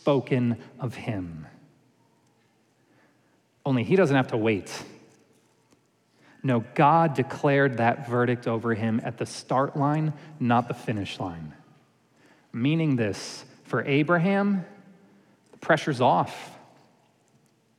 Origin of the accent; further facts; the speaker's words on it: New York, United States; moved away; I grew up in New York